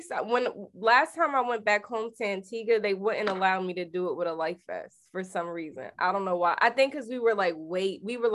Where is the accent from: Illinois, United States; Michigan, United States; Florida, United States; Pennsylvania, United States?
Florida, United States; Miami; now in Atlanta, United States; I'm from Miami, Ronnie.